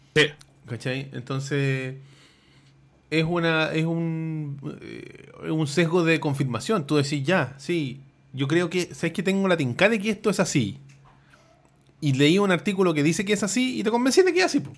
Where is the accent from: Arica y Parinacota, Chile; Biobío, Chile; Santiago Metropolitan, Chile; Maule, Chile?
Santiago Metropolitan, Chile; La Florida; yo soy de la Florida